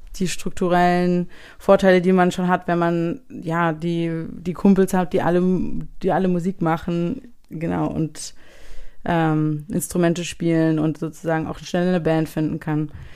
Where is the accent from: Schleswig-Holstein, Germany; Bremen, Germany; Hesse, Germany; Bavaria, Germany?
Hesse, Germany; Frankenberg; now in Hamburg, Germany; ich bin halt äh, ursprünglich aufgewachsen in Frankenberg, was sozusagen noch kleiner ist als Marburg